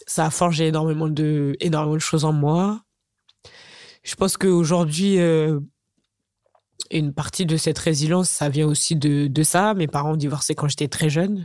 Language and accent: French; Chartres, Centre-Val de Loire, France; moi je suis née à Chartres tout simplement parce que mes parents sont arrivés en métropole bien avant. donc moi mes racines, bah c'est Chartres